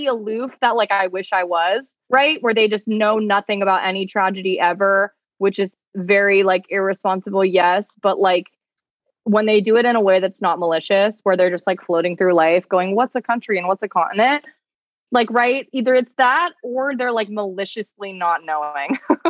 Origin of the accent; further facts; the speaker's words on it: Canada; Being self-aware as a Canadian, like, right, like, that's what your duty as a citizen is